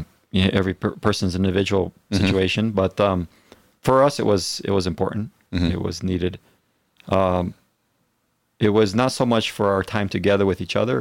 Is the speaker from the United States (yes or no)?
no; Brazil; And I also knew, even though I grew up in Brazil, I had no ministry experience as an adult.